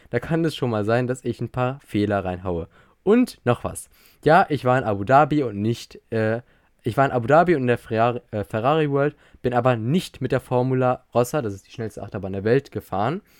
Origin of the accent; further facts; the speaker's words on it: Austria; Maurice, ich bin Österreicher